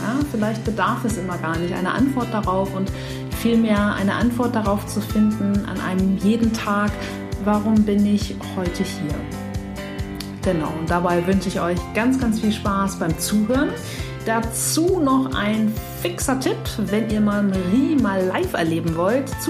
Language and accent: German; Flensburg, Schleswig-Holstein, Germany; wo bist du aufgewachsen? In Flensburg.